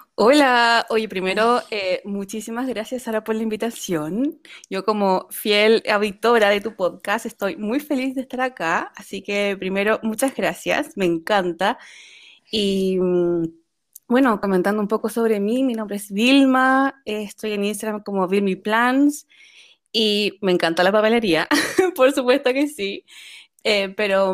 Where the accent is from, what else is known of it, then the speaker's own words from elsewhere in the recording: Chile; moved away as an adult; also born or lived in Japan; now in Netherlands; soy chilena y vivo en Holanda actualmente. Pero en total han sido nueve años fuera de Chile